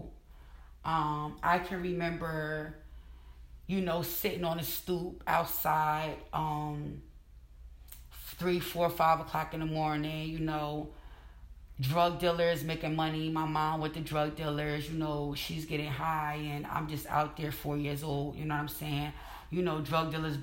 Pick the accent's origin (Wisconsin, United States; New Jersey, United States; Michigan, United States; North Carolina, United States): New Jersey, United States; Plainfield; born and raised in Plainfield, New Jersey